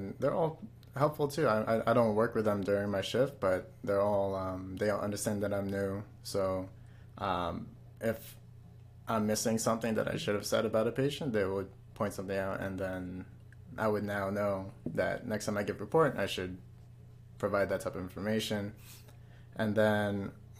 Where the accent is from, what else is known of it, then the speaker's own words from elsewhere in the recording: Suffolk County, Long Island, New York, United States; also born or lived in Jackson Heights, Queens, New York; Born in Jackson Heights, Queens, and pretty much my whole life here in Suffolk County